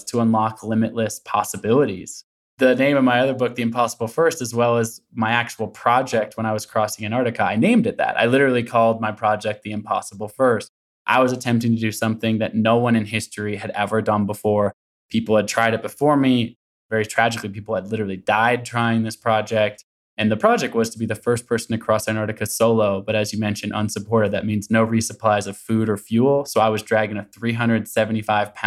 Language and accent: English; Portland, Oregon, United States; also born or lived in Olympia, Washington; We moved from Olympia, Washington when I was super young. So I grew up in Portland, Oregon, still in the Pacific Northwest